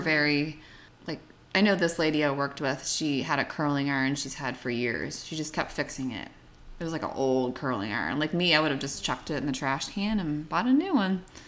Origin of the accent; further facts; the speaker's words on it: Bethel Park, Pennsylvania, United States; moved away; also born or lived in Asheville; I grew up in Pittsburgh, so a town south of Pittsburgh called Bethel Park.